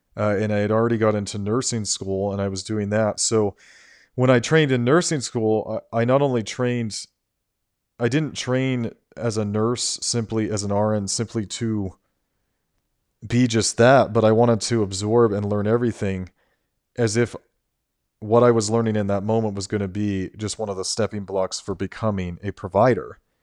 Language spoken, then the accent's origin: English; United States; I am an American citizen